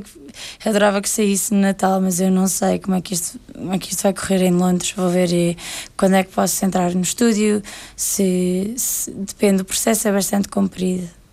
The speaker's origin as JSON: {"language": "Portuguese", "country": "Portugal", "tie": "born or raised there", "moved": "as an adult", "lives_now": "England, United Kingdom", "said": "Saí de Portugal aos 18 anos"}